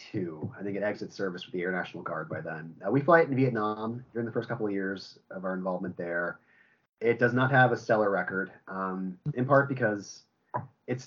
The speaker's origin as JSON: {"language": "English", "region": "Ohio", "country": "United States", "tie": "born or raised there", "said": "I grew up I grew up in Ohio"}